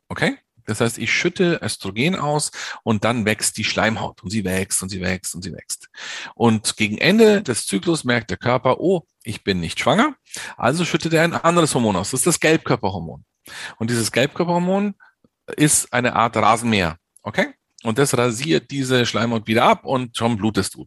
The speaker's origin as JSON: {"language": "German", "town": "Munich", "region": "Bavaria", "country": "Germany", "tie": "born or raised there", "also_born_or_lived": "North Rhine-Westphalia", "said": "ich bin in München geboren und in München auch aufgewachsen"}